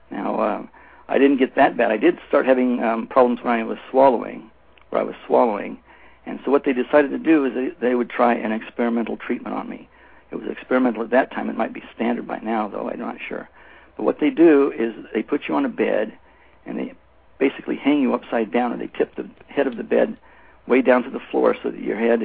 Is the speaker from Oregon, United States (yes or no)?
yes; Oregon, United States; moved away as an adult; now in Israel; I was born and raised in Oregon, and at the age of 25, I moved to Israel.